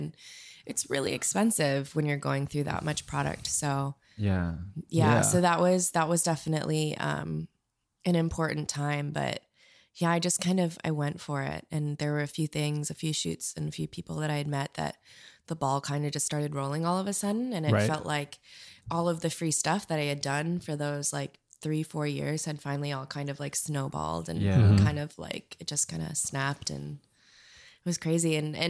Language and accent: English; Minneapolis, Minnesota, United States; moved away as an adult; now in Chicago, United States; I'm from Minneapolis originally.